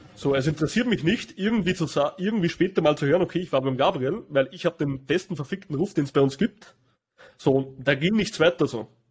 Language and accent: German; Austria; bei uns in Österreich